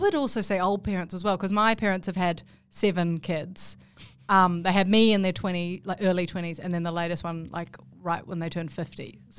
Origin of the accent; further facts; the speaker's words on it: New Zealand; now in Sydney, Australia; I'm actually originally from New Zealand.